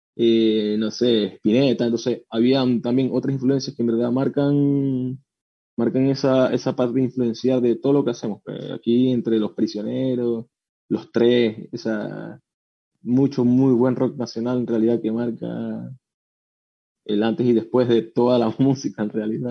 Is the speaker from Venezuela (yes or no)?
yes; Venezuela; now in Chile; yo soy de Venezuela, no soy chileno, soy el único que soy de Venezuela.